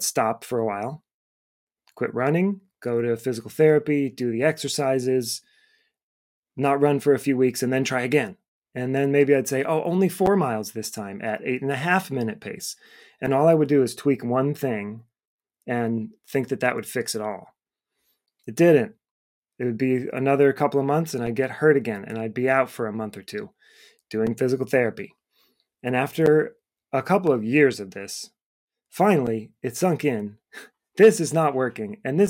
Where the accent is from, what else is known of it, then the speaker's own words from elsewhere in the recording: Cleveland, Ohio, United States; moved away as an adult; now in Boston, United States; I moved to Boston from Cleveland, Ohio, where I went to school and grew up.